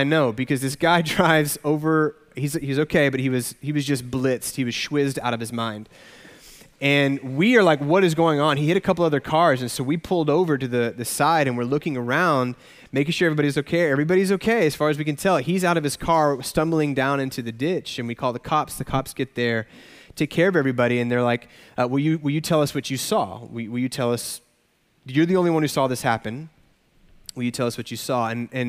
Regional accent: Arkansas, United States; I grew up in Arkansas, so just a state over.

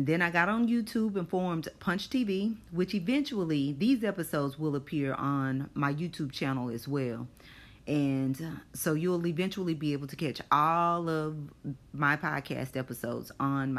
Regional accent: Longview, Texas, United States; moved away as an adult; now in Houston, United States; I still work for the same agency, but no longer in my hometown. I live in Houston, Texas, because I followed husband number two

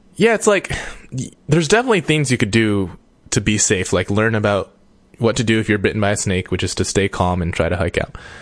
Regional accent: United States; I'm I'm an American

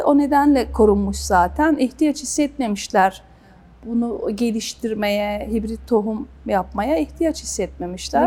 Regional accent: Kastamonu, Turkey; ben Kastamonluyum.

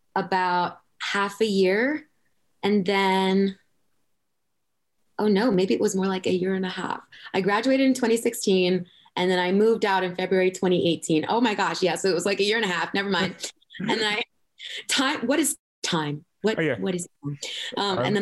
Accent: Long Island, Suffolk County, New York, United States; accent: Long Island; now in Los Angeles, United States; I am from Long Island, from Suffolk County.

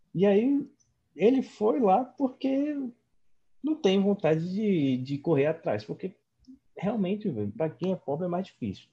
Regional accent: Mossoró, Rio Grande do Norte, Brazil; now in Bahia, Brazil; eu sou de Mossoró

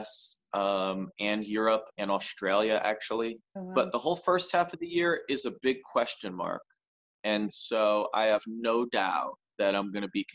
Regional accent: New Jersey, United States; the diner near where I grew up in South Jersey

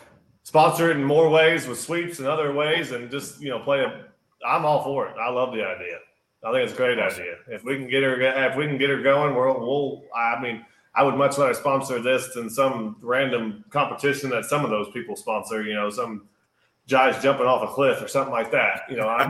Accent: Tipton, United States; born or raised there

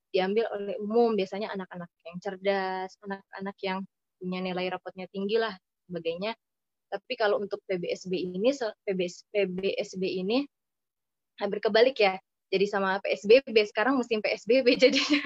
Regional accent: West Java, Indonesia; also born or lived in Cakung, Jakarta; now in Jakarta, Indonesia; saya di Jawa Barat di tempat saya itu

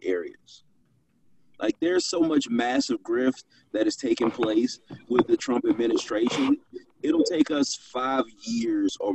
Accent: Detroit, Michigan, United States; I was born in Detroit

